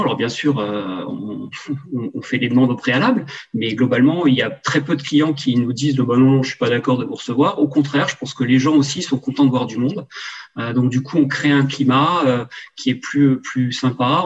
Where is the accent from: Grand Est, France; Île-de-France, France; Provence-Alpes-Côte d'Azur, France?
Grand Est, France; Alsace; moved away as an adult; also born or lived in western France; je suis revenu dans ma région natale qui est l'Alsace